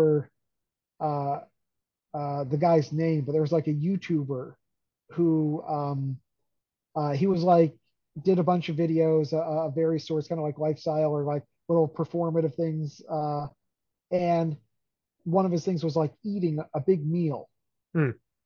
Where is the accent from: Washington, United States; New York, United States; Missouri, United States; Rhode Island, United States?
New York, United States; Hudson Valley; When I was a kid, I grew up in the Hudson Valley on the Hudson River.